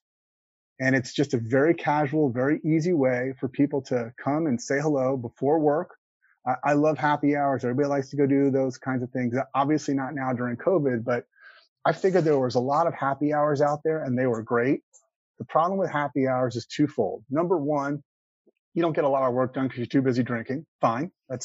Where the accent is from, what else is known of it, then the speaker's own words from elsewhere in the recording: Houston, Texas, United States; now in Austin, United States; I've only been in Austin for 6 years, and I'm from Houston originally